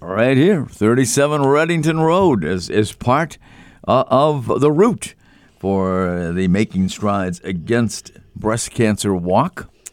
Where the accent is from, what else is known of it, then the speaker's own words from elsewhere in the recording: Boston, Massachusetts, United States; growing up in the Boston area